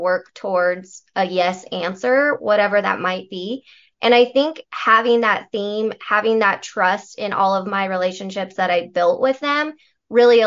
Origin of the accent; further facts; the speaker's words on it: Colorado, United States; I wasn't at that stage in my life yet that I was ready to leave my hometown